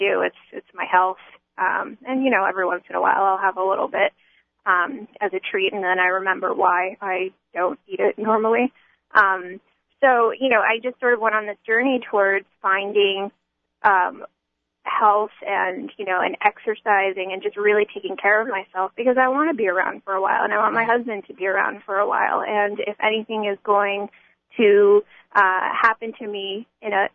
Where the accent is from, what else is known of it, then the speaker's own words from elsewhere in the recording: United States; I grew up in America, in a Jewish home in America